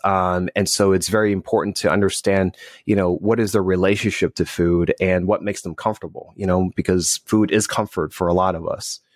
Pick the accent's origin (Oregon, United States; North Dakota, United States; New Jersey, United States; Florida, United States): New Jersey, United States; also born or lived in Northeast; now in Southern California, United States; I'm originally from New Jersey